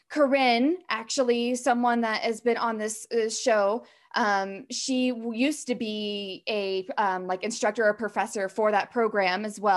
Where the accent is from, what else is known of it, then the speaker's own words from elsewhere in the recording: Appalachia, United States; because again, I'm from Appalachian, you know